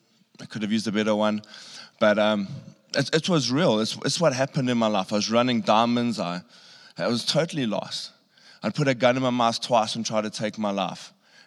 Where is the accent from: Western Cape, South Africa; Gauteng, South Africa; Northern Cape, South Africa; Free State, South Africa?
Northern Cape, South Africa; Pofadder; You know, because I grew up in Pofad, if anyone knows where that is.